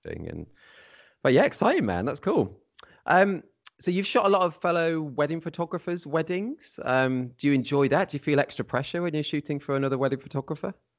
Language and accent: English; Midlands, United Kingdom; I'm, I'm from the Midlands as well